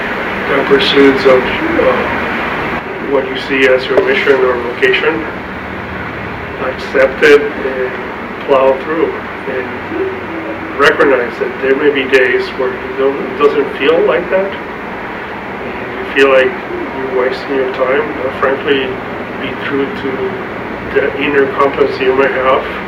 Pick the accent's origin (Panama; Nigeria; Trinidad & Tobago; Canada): Panama; now in San Antonio, United States; I grew up in Panama